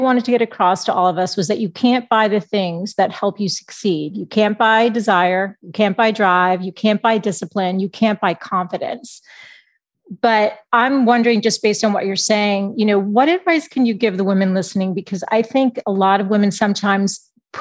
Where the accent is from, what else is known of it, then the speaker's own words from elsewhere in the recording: Boston, Massachusetts, United States; moved away as an adult; now in San Diego, United States; I'm from Boston. We moved to San Diego 5 years ago, but I'm an East Coast girl.